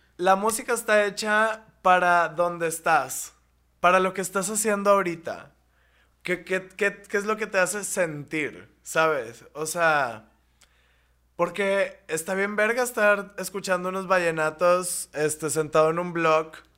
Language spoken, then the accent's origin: Spanish; Monterrey, Nuevo León, Mexico; en mi ciudad, en mi ciudad natal